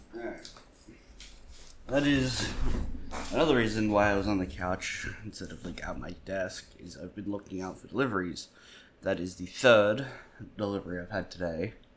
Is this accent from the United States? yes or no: no; Australia; As an Australian